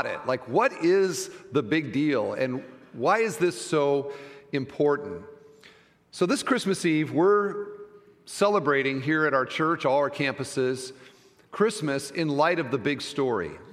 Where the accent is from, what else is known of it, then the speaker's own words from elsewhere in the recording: Iowa, United States; moved away; I'm from Iowa